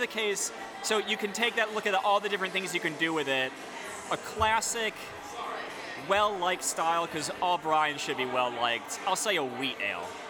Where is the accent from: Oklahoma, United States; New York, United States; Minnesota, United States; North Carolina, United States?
New York, United States; Geneva; moved away as an adult; also born or lived in Ithaca, New York; now in Durham, United States; I grew up in uh, Geneva, New York